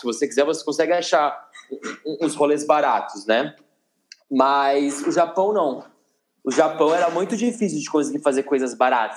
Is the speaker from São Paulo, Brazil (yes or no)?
yes; Campinas, São Paulo, Brazil; moved away as an adult; now in São Paulo, Brazil; eu sou de Campinas do interior